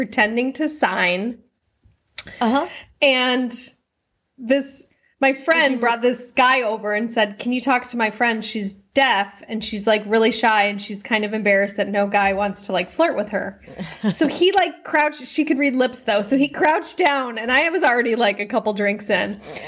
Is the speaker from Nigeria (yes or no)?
no; Manly, New South Wales, Australia; I'm from Manly.